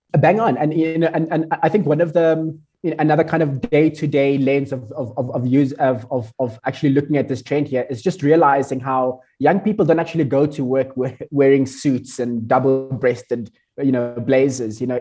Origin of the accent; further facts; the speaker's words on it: South Africa; I'm from South Africa